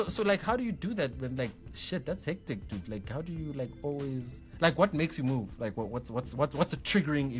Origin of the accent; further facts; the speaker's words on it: South Africa; considering that we're all South African in this room right now?